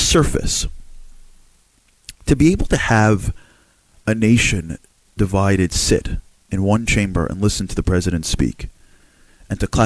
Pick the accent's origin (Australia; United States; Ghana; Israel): United States; I'm an American guy